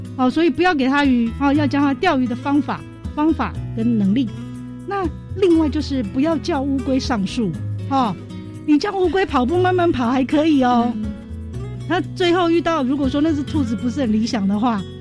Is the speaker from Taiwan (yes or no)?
yes; Miaoli County, Taiwan; 我们苗栗人